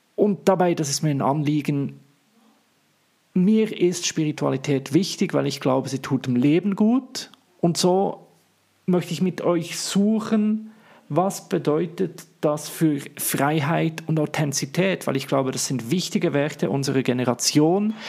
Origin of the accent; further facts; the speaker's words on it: Switzerland; accent: Swiss; first language Swiss German; ich komme, wie man es hört, in meinem wunderbaren Dialekt nicht aus Deutschland, sondern aus der schönen Schweiz.